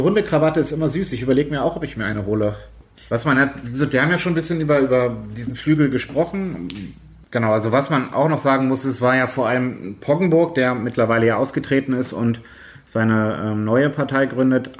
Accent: Schleswig-Holstein, Germany; Aumühle ist quasi um die, um die Ecke von meinem Heimatort in der Nähe von Hamburg

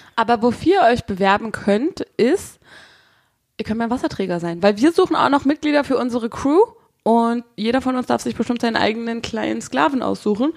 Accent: Brandenburg, Germany; moved away as an adult; now in Berlin, Germany; meine Familie kommt ja aus Berlin und ich bin ja nur schulemäßig in Brandenburg äh, zur Schule gegangen, was man vielleicht einmal im Dialekt hört

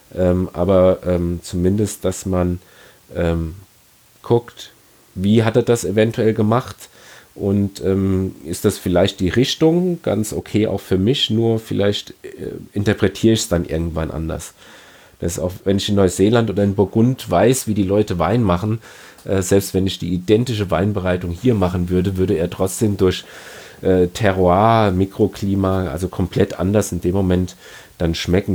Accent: Ingelheim, Rhineland-Palatinate, Germany; bei uns in Ingelheim

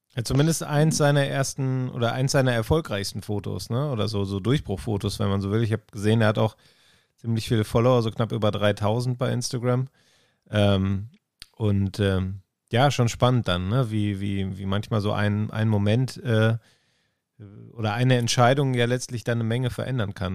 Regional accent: Ruhr area, North Rhine-Westphalia, Germany; irgendwie auch Heimat. Ich komme ja aus, äh, aus dem Ruhrgebiet.

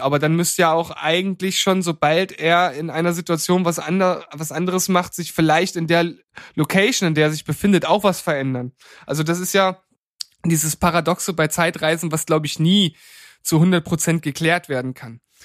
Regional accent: Germany; now in Leipzig, Germany; als Deutsche

